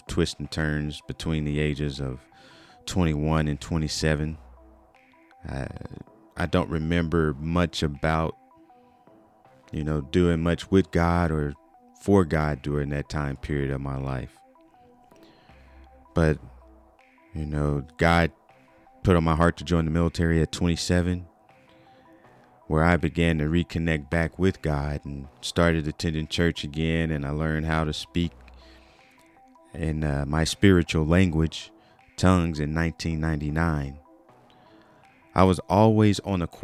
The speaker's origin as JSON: {"language": "English", "town": "Wichita Falls", "region": "Texas", "country": "United States", "tie": "born or raised there", "also_born_or_lived": "Fort Worth, Texas", "moved": "as an adult", "lives_now": "Tulsa, United States", "said": "I was born and raised in Wichita Falls, Texas, where I developed lifelong friendships and cherished my small town upbringing"}